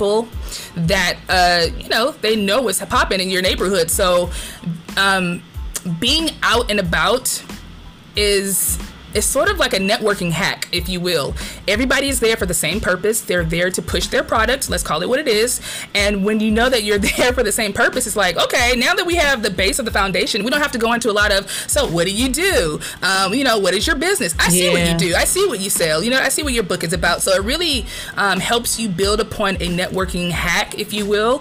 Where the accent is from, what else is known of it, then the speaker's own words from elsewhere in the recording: Compton, California, United States; moved away; I'm from Compton.